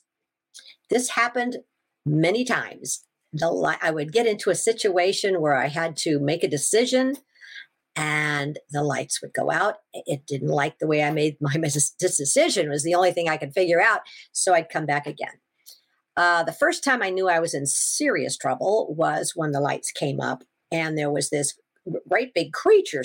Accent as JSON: {"language": "English", "region": "Washington", "country": "United States", "said": "I'm from Washington"}